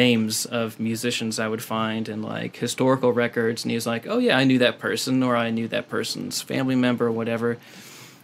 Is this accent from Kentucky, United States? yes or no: yes; Kentucky, United States; born or raised there; moved away as an adult; now in San Diego, United States